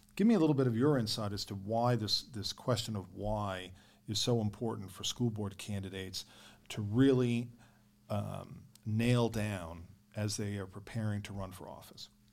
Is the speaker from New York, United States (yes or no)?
yes; New York, United States; growing up in New York